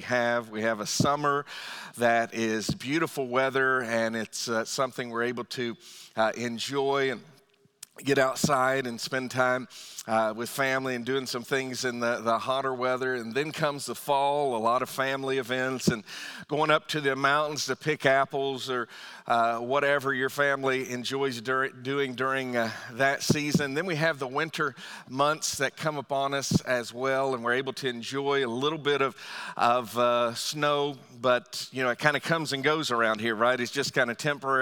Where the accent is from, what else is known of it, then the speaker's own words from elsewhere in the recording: Northern Virginia, United States; also born or lived in Lorton, Virginia; now in Fredericksburg, United States; I grew up in Northern Virginia and moved a little bit further south into Lorton and eventually down here to Fredericksburg. But I've always lived in Virginia